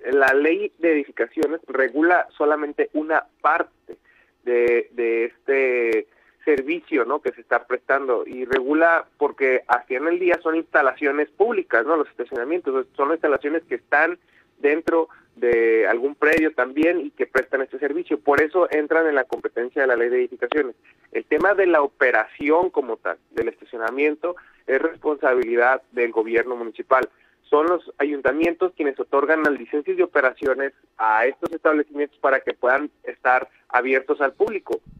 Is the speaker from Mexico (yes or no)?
yes; Mexico; Creo que eh, debemos dejar de pensar así como sociedad, como mexicanos, debemos de aspirar a ser una sociedad más responsable